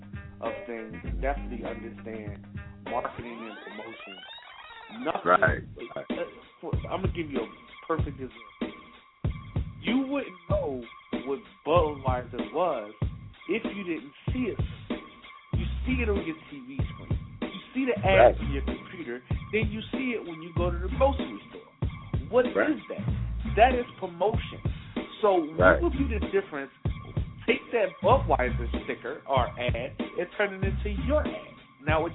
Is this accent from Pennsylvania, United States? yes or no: yes; Philadelphia, Pennsylvania, United States; I come from Philly